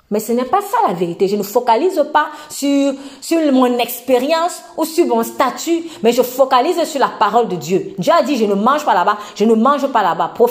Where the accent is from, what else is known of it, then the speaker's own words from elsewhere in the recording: Tunisia; Moi, peut-être, je suis tunisienne. Je prêche un message ferme à quelqu'un qui est français.